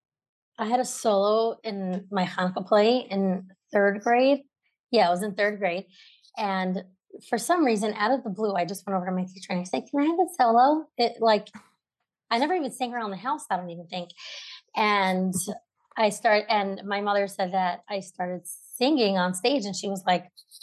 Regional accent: Brooklyn, New York, United States; I grew up in Brooklyn. I have three sisters

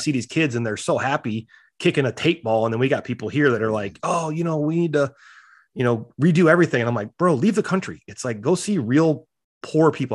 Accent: South Dakota, United States; I grew up in South Dakota

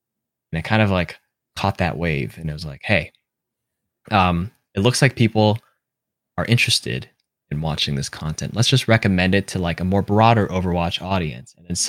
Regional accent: Toronto, Ontario, Canada; So I was like, you know, I'm from Toronto.

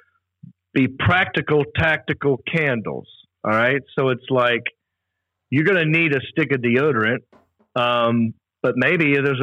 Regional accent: the South, United States; I'm from the South

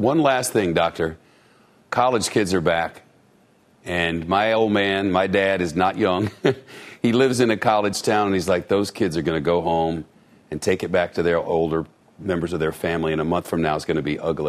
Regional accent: New York City, New York, United States; as a New Yorker and a downtowner

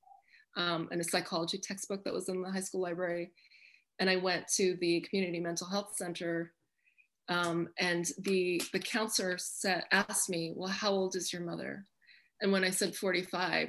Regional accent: Chehalis, Washington, United States; my hometown of Chehalis, Washington

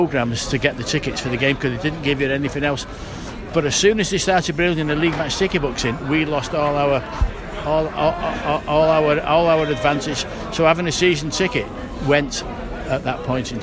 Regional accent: Manchester, North West England, United Kingdom; accent: Scouse tinge; moved away as an adult; now in Maghull, United Kingdom; I'm originally from Longsight in Manchester, and I now live on in Magull and Merseyside

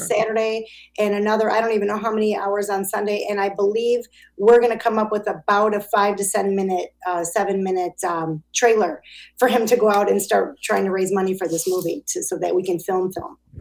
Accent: Chicago, Illinois, United States; I'm an Italian from Chicago

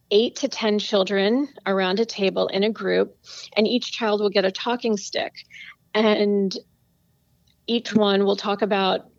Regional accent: East Hampton, New York, United States; I was really fortunate to grow up in East Hampton, Long Island

